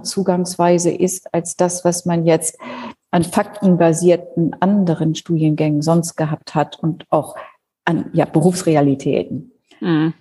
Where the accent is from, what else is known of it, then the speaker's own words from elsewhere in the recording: Schleswig-Holstein, Germany; moved away as an adult; also born or lived in Lower Saxony; now in Berlin, Germany; Ich bin tatsächlich in Schleswig-Holstein aufgewachsen, also dort natürlich auch geboren